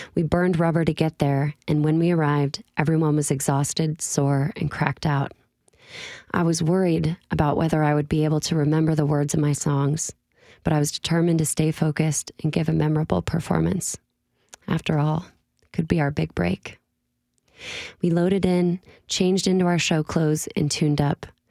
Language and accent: English; Illinois, United States; born or raised there; moved away as an adult; now in Nashville, United States